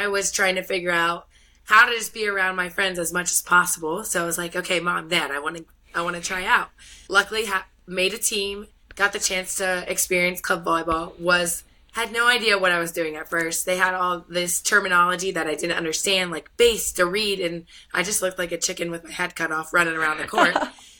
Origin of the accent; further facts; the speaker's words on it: Northern Kentucky, United States; I'm from Northern Kentucky.